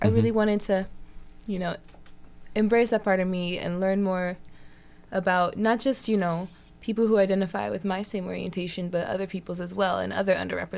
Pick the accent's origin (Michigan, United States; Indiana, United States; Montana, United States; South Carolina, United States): Indiana, United States; Indianapolis; Indianapolis, Indiana.